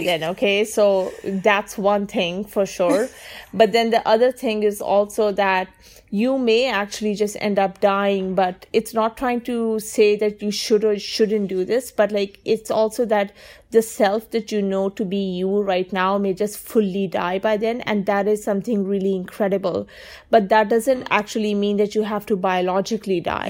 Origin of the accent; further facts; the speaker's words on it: Pakistan; I'm a Sunni and I'm a Pakistani